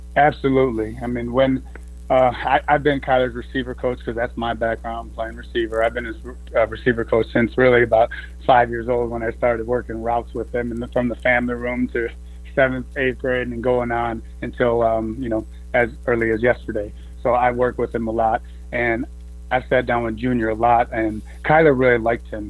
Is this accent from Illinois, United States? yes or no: yes; Chicago, Illinois, United States; moved away; I'm from Illinois, Chicago area